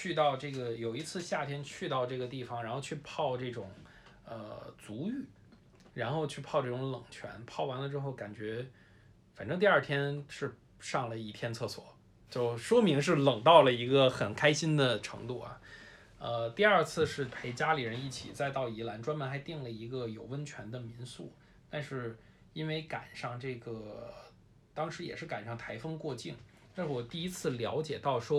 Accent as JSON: {"language": "Chinese", "region": "Beijing", "country": "China", "tie": "born or raised there", "also_born_or_lived": "Taipei, Taiwan", "moved": "as an adult", "said": "因为我是一个从小在北京长大的这么一个人，虽然我后来自从十八岁以后就基本不常在北京待呀，但是我也是一个，我被朋友们去形容为一个精神南方人。"}